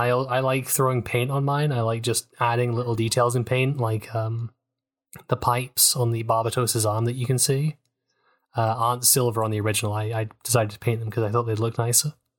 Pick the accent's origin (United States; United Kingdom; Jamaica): United Kingdom; accent: British; my accent, I have the horrible curse of British.